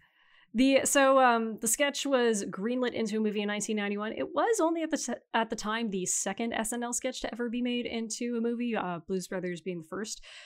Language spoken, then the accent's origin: English; Canada